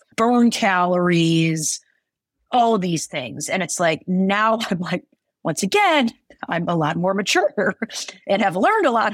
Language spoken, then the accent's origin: English; Midwest, United States; I'm from the Midwest